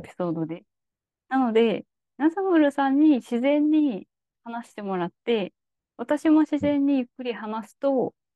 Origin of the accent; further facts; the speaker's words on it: Kansai, Japan; 天下の関西人といえども